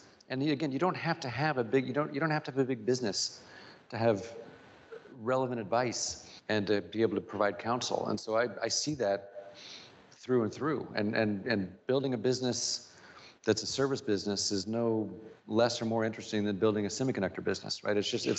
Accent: Springfield, United States; Listen, I grew up super privileged, right? My dad had a great job.

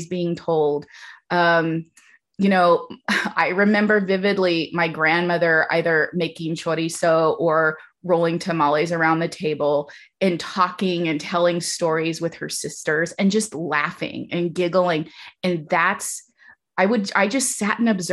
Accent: Taft, California, United States; I did grow up in Taft

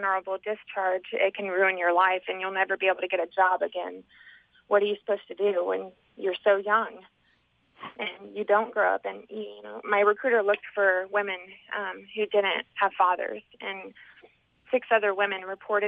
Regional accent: Indiana, United States; I grew up in Indiana.

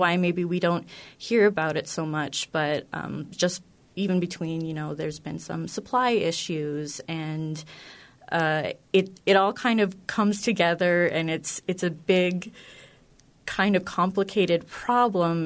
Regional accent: North Dakota, United States; I grew up in North Dakota

